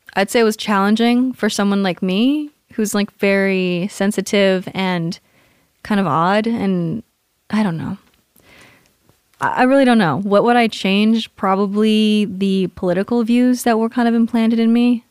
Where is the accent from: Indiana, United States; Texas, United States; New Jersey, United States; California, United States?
California, United States; Southern; moved away as an adult; also born or lived in Hawaii / Washington / Bay Area, California / Colorado; I was born in Hawaii, moved to Washington, moved to California, grew up in Southern California.